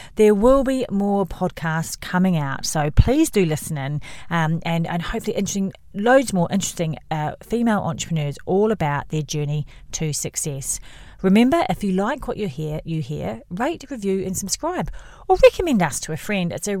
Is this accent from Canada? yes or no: no; New Zealand; I'm from New Zealand